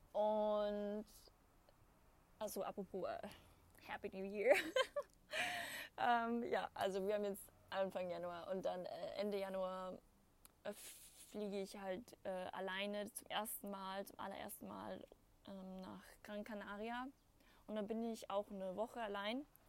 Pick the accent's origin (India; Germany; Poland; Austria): Austria; bei uns in Österreich